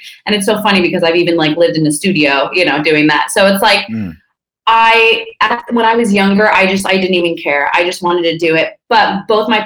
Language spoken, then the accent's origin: English; Napa, California, United States; also born or lived in Santa Barbara, California; I was born in Santa Barbara, which is north of LA. And then when I was 5, we moved up to Napa, which is where I, went to kindergarten, elementary school, high school.